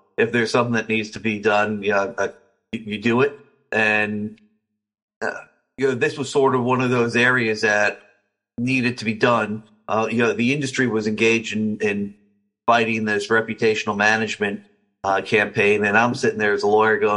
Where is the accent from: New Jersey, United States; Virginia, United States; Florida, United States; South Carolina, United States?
New Jersey, United States; I grew up in New Jersey